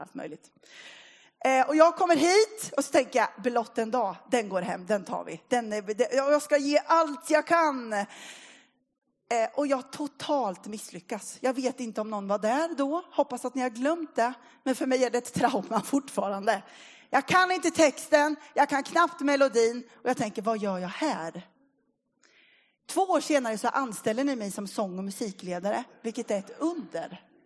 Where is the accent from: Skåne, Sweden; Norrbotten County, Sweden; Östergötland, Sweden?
Östergötland, Sweden; Linköping; moved away as an adult; now in Motala, Sweden; Jag är uppvuxen i Linköping